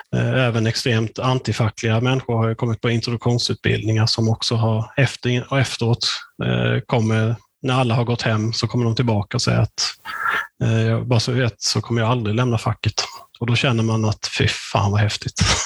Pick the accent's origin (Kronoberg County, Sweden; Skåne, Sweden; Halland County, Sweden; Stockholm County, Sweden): Halland County, Sweden; Hyltebruk; när jag växte upp i Hyltebruk